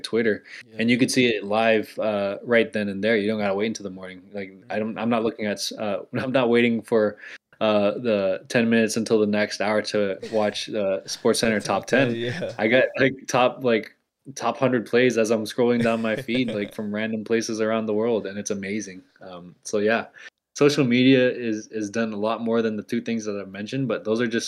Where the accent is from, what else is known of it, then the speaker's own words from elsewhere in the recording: Virginia, United States; also born or lived in Bay Area, California; also I was born in the Bay Area, so that's why I cheer for them. But I grew up in Virginia.